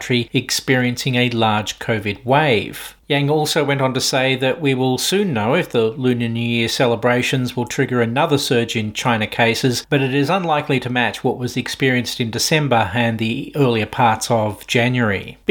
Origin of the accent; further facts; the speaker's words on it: Victoria, Australia; in my home state of Victoria